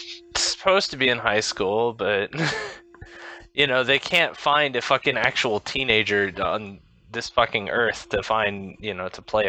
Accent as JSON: {"language": "English", "region": "New York", "country": "United States", "said": "I'm from your town. Like, I'm from New York."}